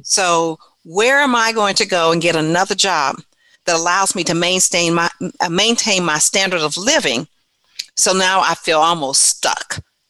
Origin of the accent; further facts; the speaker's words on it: San Diego, California, United States; also born or lived in Louisiana; I grew up in San Diego, California